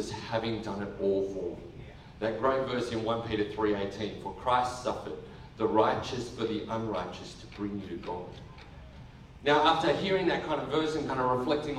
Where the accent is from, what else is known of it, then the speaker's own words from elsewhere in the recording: Cowra, New South Wales, Australia; I grew up in country New South Wales, a place called Cowra.